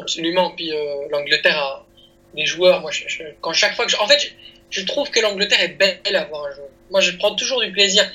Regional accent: Belgium; en, France en tant que petit belge

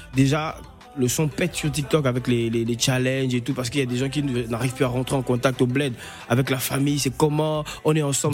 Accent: southern Gabon, Gabon

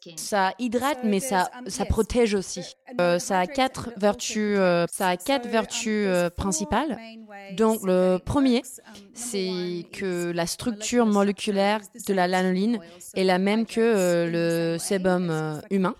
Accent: Australia

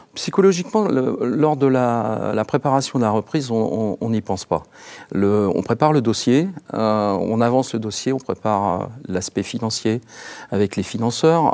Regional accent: Orne, Normandy, France; je suis issu du département de l'Orne

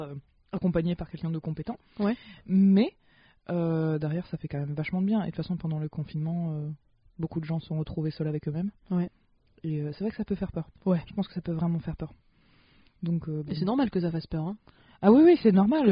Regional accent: the North, France; je viens du Nord

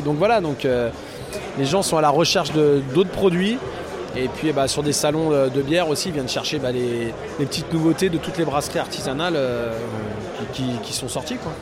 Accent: France; on est français

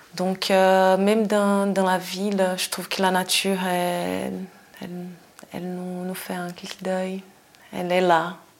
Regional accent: Brazil; moved away as an adult; now in Switzerland; je suis brésilienne, ça fait 17 ans que je suis en Suisse

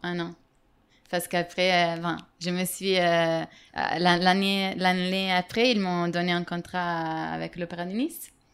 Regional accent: Italy; now in Madrid, Spain; j'ai 29 ans. Je suis italienne.

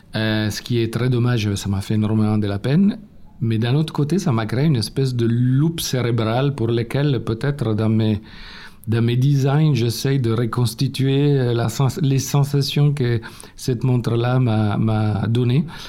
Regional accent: Turin, Piedmont, Italy; accent: Italian; French is a second language; moved away; Comme vous avez deviné de mon accent, je suis italien. Je suis né à Turin il y a 52 ans

